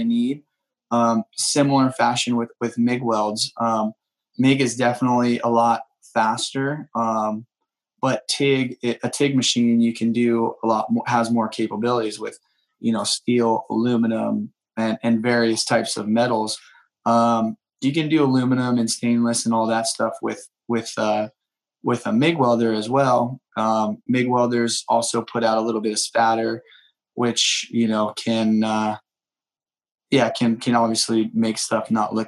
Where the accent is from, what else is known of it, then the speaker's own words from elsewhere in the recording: San Diego, California, United States; I was just a kid growing up in East County, San Diego